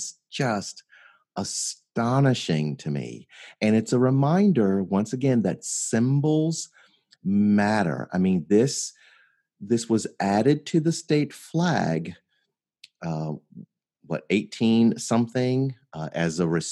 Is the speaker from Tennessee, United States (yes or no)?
yes; Memphis, Tennessee, United States; also born or lived in Mound Bayou, Mississippi; I grew up just across the state line in Memphis, Tennessee